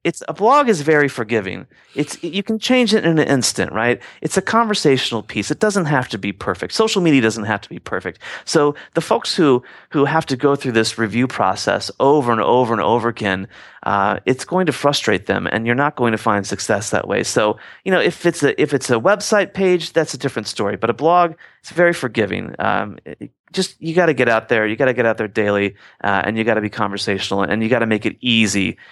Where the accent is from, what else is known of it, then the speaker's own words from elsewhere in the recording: Midwest, United States; growing up in the Midwest